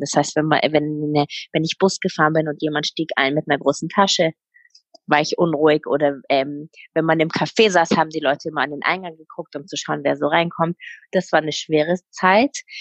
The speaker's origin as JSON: {"language": "German", "town": "Munich", "region": "Bavaria", "country": "Germany", "tie": "born or raised there", "also_born_or_lived": "Berlin", "moved": "as an adult", "lives_now": "Israel", "said": "Ich bin in München geboren und aufgewachsen"}